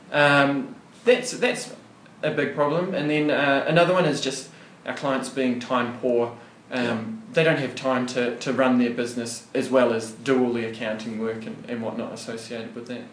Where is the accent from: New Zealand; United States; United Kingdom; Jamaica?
New Zealand; Wellington; moved away as an adult; also born or lived in Otago, New Zealand; now in Goulburn, Australia; I'm originally from New Zealand, a bit of an accent there. So I was born and bred in uh, Wellington in New Zealand.